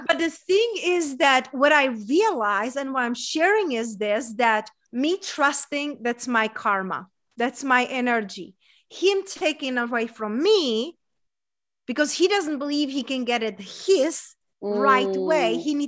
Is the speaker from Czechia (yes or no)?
yes; Czechia; English is a second language; now in United States; so I moved here 11 years ago, and I'm coming from a small town in Czech Republic, hence that's my accent from. But growing up in a small town in Czech Republic, there was a lot of comparing.